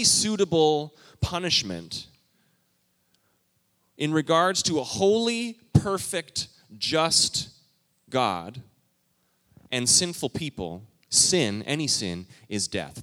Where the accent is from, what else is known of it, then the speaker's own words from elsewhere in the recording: Canada; moved away as an adult; I moved here from Canada? When I was a youngster, I think I was 18